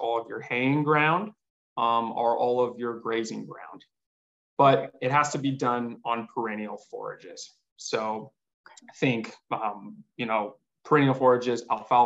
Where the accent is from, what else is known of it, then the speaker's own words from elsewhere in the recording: Southern Arizona, United States; growing up in Southern Arizona